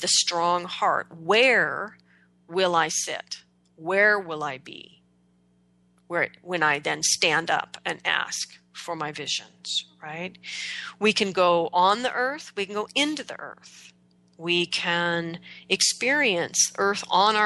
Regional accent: Oregon, United States; moved away as an adult; also born or lived in Manhattan; growing up in Oregon, I took my relationship with the earth entirely for granted

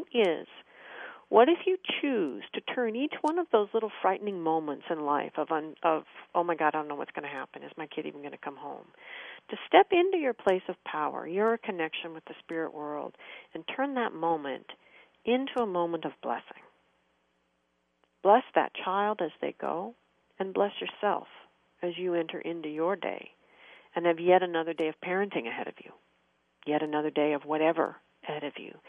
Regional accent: United States; as an American

